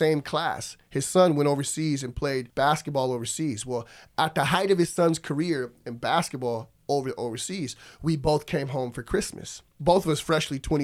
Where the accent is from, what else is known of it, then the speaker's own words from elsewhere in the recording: Alaska, United States; moved away as an adult; also born or lived in Oregon; I did leave from Alaska and I went off to college in Oregon